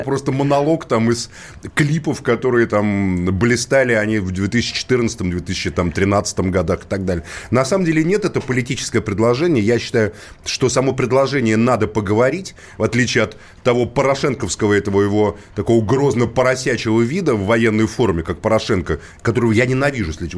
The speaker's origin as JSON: {"language": "Russian", "region": "Moscow", "country": "Russia", "tie": "born or raised there", "said": "я сам коренной москвич"}